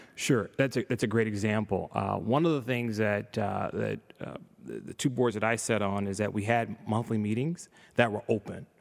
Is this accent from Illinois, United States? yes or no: yes; Chicago, Illinois, United States; grew up on the south side of Chicago